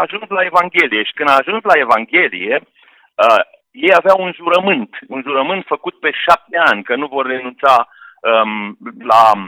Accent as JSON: {"language": "Romanian", "region": "Oltenia", "country": "Romania", "tie": "born or raised there", "lives_now": "Slatina, Romania", "said": "regiunea de unde sunt eu, unde am crescut și unde m-am născut și am crescut"}